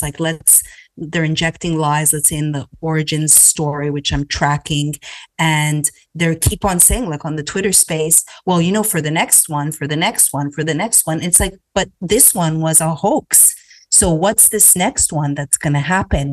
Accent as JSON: {"language": "English", "country": "Canada", "tie": "born or raised there", "moved": "yes", "lives_now": "United States", "said": "growing up in Canada"}